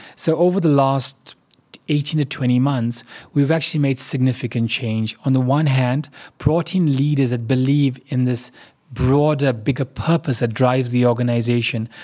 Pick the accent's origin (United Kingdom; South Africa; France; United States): South Africa; as a South African